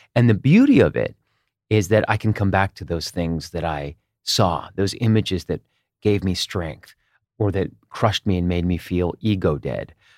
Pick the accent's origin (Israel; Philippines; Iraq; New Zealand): Israel; moved away; also born or lived in United States; I grew up partly in Israel, and we moved back to the U S in, in nineteen eighty-nine.